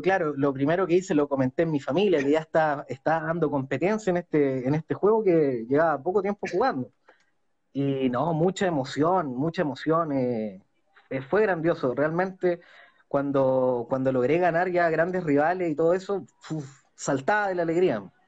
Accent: Chile; also born or lived in Concepción; soy de Chile y vivo en Concepción.

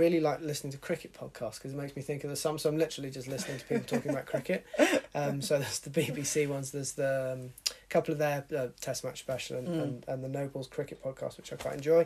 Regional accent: Exeter, South West England, United Kingdom; I was born in Exeter and I've grown up in this part of the world

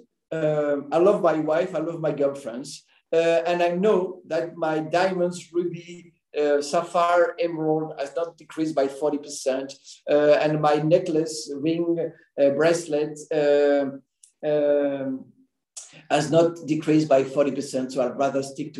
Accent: France; moved away as an adult; also born or lived in Caribbean / Belgium / United States / United Kingdom; I was born and studied in France

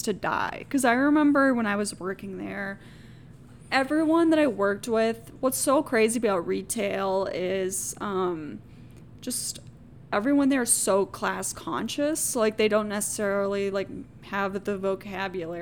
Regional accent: Georgia, United States; now in Minnesota, United States; I'm originally from Georgia, and where I'm from in Georgia, there's one really nearby.

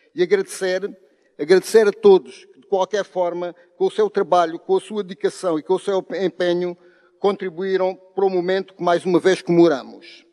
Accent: Alentejo, Portugal; se somos do Baixo Alentejo, se somos do Alto Alentejo

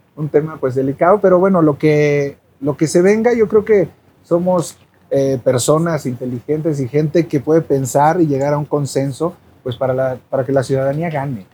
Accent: Cuernavaca, Morelos, Mexico; soy de Cuernavaca

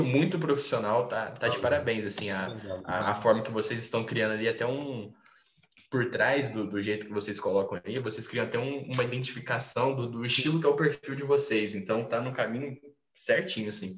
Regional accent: Franca, São Paulo, Brazil; sou de Franca, interior de São Paulo

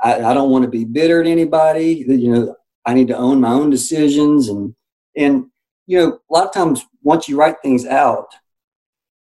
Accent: Tallahassee, Florida, United States; I'm from Tallahassee, Florida

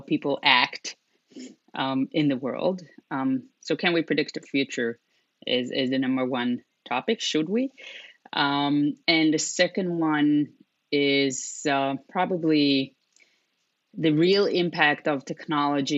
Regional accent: Israel; moved away as an adult; also born or lived in Europe; I was born and raised in Israel and moved to Europe when I was 20

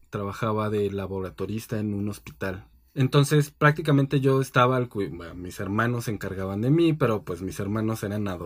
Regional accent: Mexico City, Mexico; Nací en la Ciudad de México, pero mi papá es de Nayarit mm. y mi mamá eh, nació

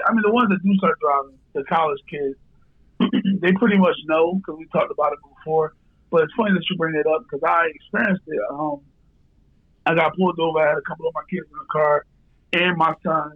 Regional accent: Philadelphia, Pennsylvania, United States; growing up in Kensington.

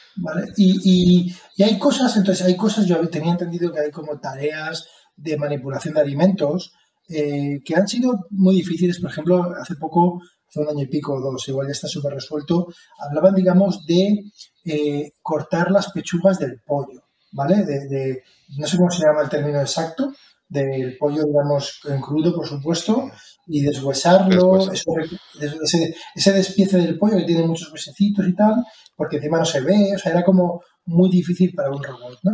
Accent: Alicante, Valencian Community, Spain; como alicantino

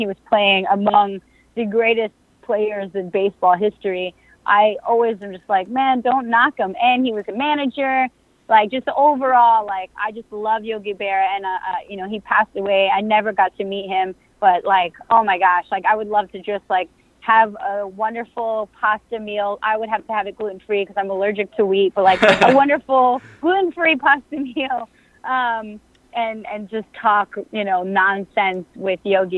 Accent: New York City, New York, United States; moved away as an adult; also born or lived in Brooklyn; now in Los Angeles, United States; I grew up in the Bronx, a couple miles away from the stadium

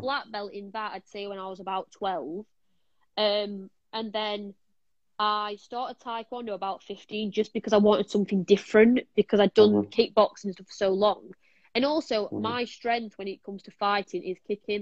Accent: Sheffield, Yorkshire and the Humber, United Kingdom; I'm from Sheffield

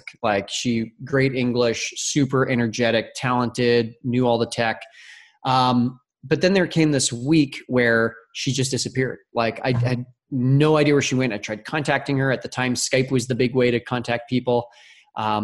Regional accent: St. Albert, Alberta, Canada; I'm Canadian. So obviously I played hockey growing up in the Great White North, up in a city called St. Albert, which is a suburb of Edmonton.

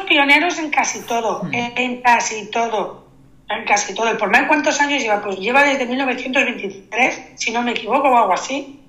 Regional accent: Sant Antoni de Portmany, Balearic Islands, Spain; los que somos too much somos los de San Antonio

